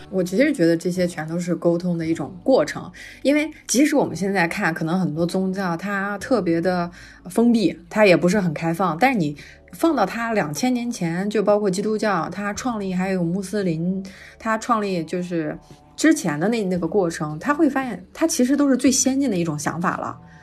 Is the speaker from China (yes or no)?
yes; China; 我们中国人